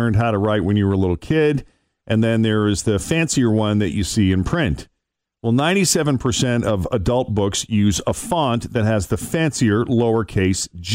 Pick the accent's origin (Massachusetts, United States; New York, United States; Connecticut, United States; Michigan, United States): Massachusetts, United States; Boston; I'm from Boston.